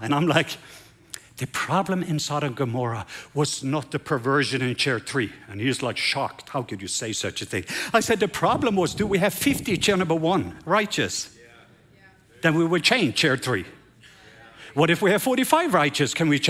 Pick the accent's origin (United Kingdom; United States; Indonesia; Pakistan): Pakistan; moved away; so I came from Pakistan and we were tired and beaten